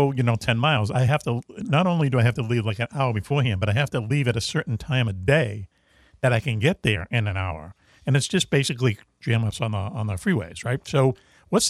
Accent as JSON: {"language": "English", "town": "Boston", "region": "Massachusetts", "country": "United States", "said": "We're all from Boston. Basically, you know, a lot of us are from Boston"}